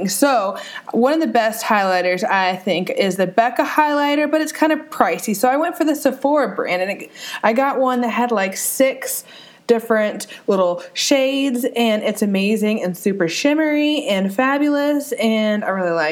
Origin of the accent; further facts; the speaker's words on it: India; It's just you know sometimes I'm Indian. Okay, there, it has to be a little spicy.